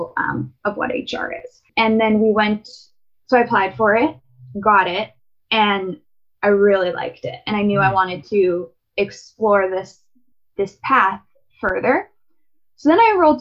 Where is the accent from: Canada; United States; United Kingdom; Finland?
Canada; Winnipeg, Manitoba; I was born and raised in Winnipeg